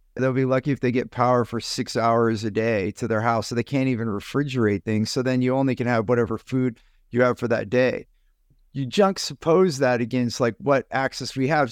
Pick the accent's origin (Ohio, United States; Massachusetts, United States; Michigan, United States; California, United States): California, United States; San Jose; a Vietnamese young man that I, I grew up with in San Jose, California